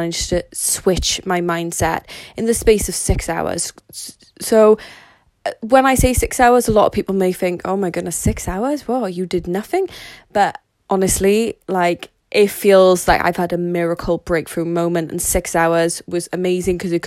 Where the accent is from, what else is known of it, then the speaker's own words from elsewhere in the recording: Wales, United Kingdom; Considering that I am Welsh, so as a lot of people would say that'd be British, so I live in the UK in a place called Wales